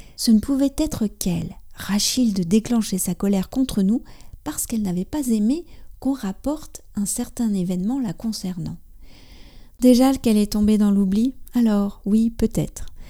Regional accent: France; also born or lived in near Paris; je suis française. J'habite près de Paris

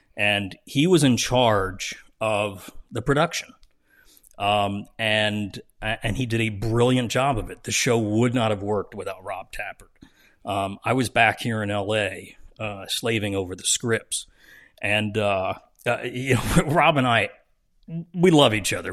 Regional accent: New Jersey, United States; I'm from Jersey

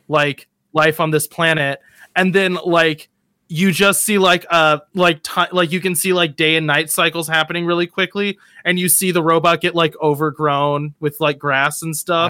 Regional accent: United States; me as an American

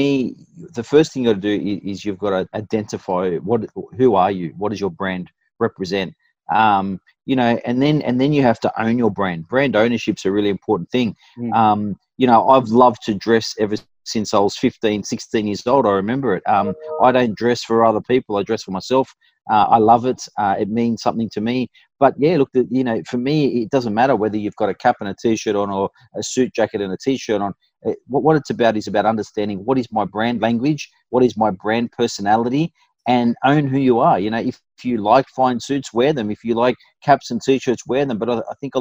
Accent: Fairfield, New South Wales, Australia; I grew up in Fairfield, I went to Westfield Sports High

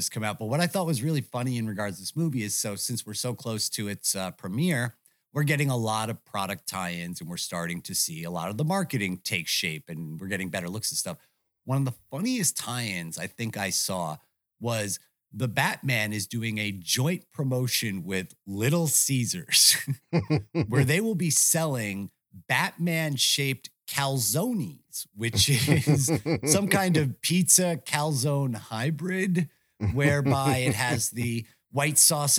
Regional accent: United States; despite the fact that I can show that I'm fucking American

